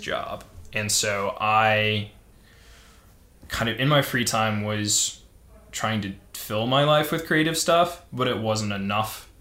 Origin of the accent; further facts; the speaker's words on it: St. Louis, Missouri, United States; moved away as an adult; also born or lived in Cincinnati, Ohio; now in Denver, United States; I grew up in St. Louis, went to school in Cincinnati, went back to St. Louis, so I'd always been in the Midwest